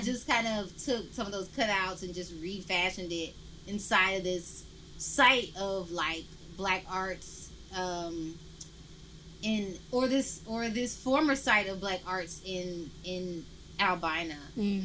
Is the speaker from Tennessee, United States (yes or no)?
yes; Memphis, Tennessee, United States; now in Portland, United States; I'm from Memphis and I don't feel like I'm not from Memphis through being here